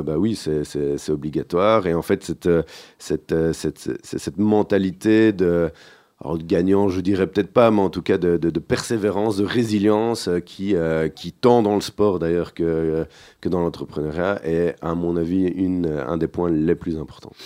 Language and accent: French; Genval, Walloon Region, Belgium; also born or lived in Brussels / Braine-l'Alleud; Alors, on va dire de Bruxelles mhm. sur mes premières années, sur mes cinq premières années. Et puis mes parents ont déménagé du côté de Genneval, donc pas, très loin en dehors de, Bruxelles, une quinzaine de kilomètres.